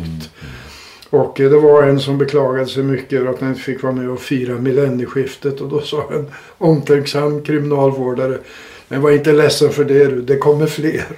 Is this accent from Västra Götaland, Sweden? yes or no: no; Uppsala, Uppsala County, Sweden; jag är från Uppsala